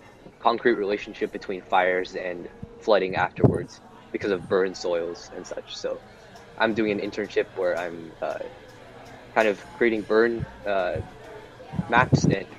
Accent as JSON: {"language": "English", "region": "Oregon", "country": "United States", "said": "Yeah, so I'm from Oregon"}